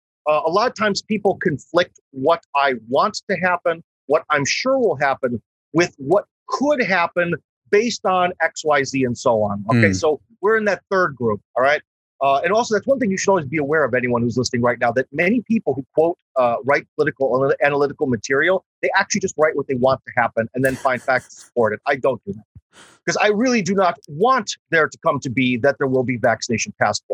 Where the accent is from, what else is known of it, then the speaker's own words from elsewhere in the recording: Cleveland, Ohio, United States; moved away as an adult; now in Russia; I'm from Cleveland, Ohio. Go Browns. I'm from the Rust Belt